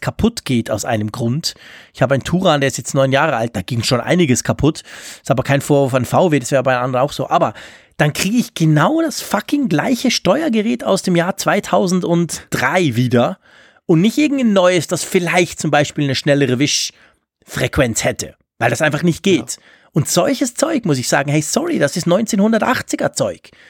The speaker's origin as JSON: {"language": "German", "country": "Switzerland", "said": "als Schweizer"}